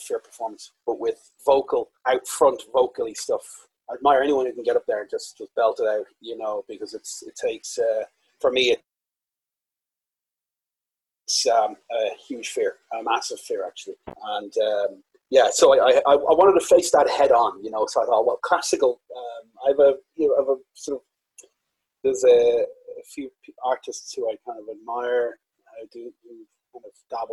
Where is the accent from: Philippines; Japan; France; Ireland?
Ireland; County Wicklow; I'm Irish, I'm in Ireland as we speak